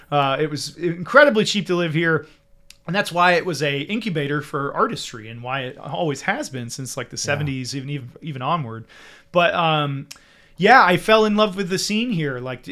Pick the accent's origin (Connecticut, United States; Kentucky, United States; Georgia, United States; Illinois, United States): Georgia, United States; also born or lived in Germany; I was born in Germany. My dad was in the military. My mom was German. And we sort of moved around quite a bit for the first few years of my life. But we sort of settled down in Georgia